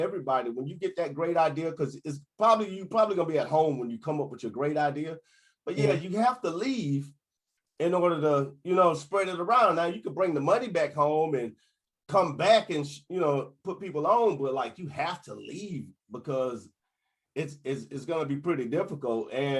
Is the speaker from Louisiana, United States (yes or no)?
yes; New Orleans, Louisiana, United States; now in Atlanta, United States; I'm from New Orleans, but I'm in Atlanta, you know.